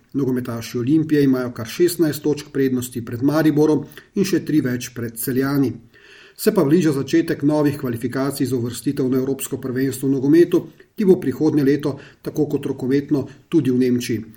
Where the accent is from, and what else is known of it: Slovenia